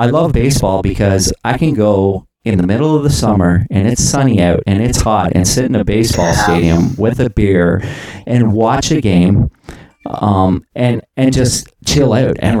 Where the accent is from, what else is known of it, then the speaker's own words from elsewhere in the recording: Canada; As a Canadian